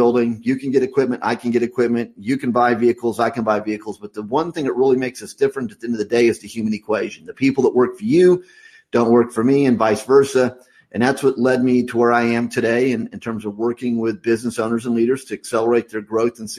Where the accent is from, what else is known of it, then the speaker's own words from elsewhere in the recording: Midwest USA, United States; I grew up in the Midwest USA on a farm.